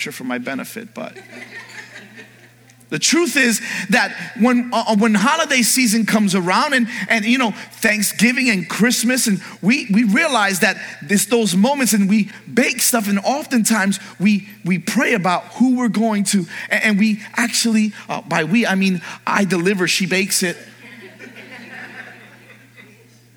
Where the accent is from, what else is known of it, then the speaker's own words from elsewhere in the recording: New York, United States; moved away; I grew up in New York in the early part of my life.